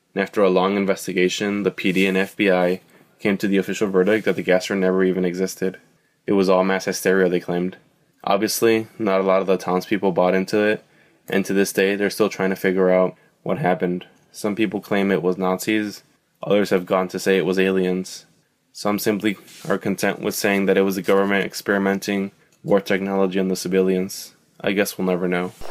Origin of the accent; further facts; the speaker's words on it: Illinois, United States; Growing up in Illinois